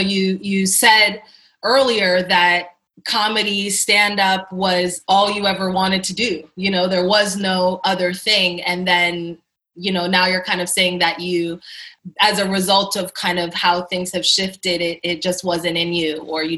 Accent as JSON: {"language": "English", "town": "Toronto", "region": "Ontario", "country": "Canada", "said": "I'm from Toronto, which is the more famous part of Canada than Windsor"}